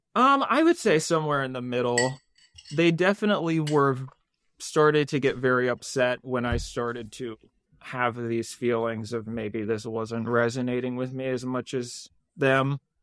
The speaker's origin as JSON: {"language": "English", "region": "Maryland suburbs", "country": "United States", "tie": "born or raised there", "said": "I grew up in the Maryland suburbs"}